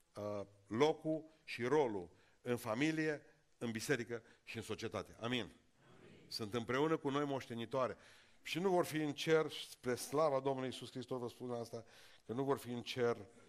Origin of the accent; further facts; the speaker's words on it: Romania; Noi, românii care ne-am încrezut cel mai tare în Dumnezeu, noi am fost primii care am plecat